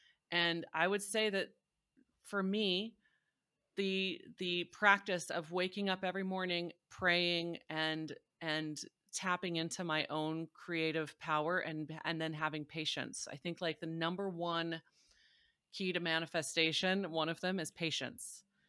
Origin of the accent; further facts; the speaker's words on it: Missouri, United States; So I was raised in Southern Missouri, which is a very strong buckle of the Bible Belt. Very like Southern Baptist